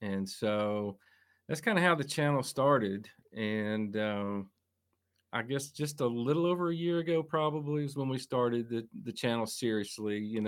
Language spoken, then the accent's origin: English; Tennessee, United States; I grew up in East Tennessee, the hills here.